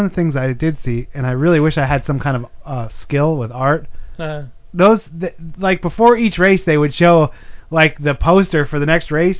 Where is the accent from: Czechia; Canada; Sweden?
Sweden; Yeah, I'm from Sweden, and her, she was like